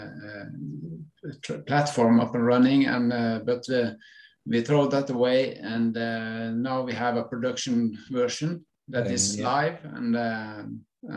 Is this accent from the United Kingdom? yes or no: no; western coast of Norway, Western Norway, Norway; I'm from Norway, western coast of Norway